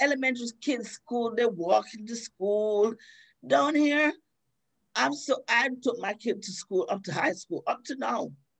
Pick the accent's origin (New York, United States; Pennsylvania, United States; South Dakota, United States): New York, United States; New York City; moved away as an adult; also born or lived in Queens, New York; now in Florida, United States; I'm a New Yorker. Bronx yeah. girl, everything. Born yeah. in Queens, raised in the Bronx.